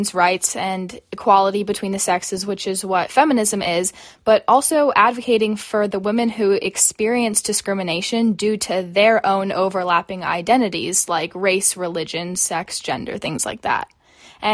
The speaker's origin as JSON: {"language": "English", "town": "Phoenix", "region": "Arizona", "country": "United States", "said": "we are both from Phoenix, Arizona, and coming from Indian backgrounds"}